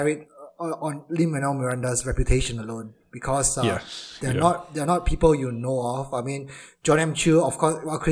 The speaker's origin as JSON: {"language": "English", "country": "Malaysia", "moved": "yes", "lives_now": "United Kingdom", "said": "I'm Malaysian, but to all my Malaysian friends, I'll be more British."}